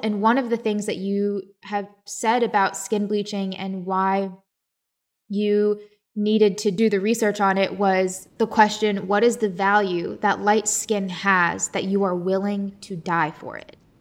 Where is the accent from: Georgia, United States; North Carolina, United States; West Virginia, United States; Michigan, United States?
West Virginia, United States; I was born in West Virginia.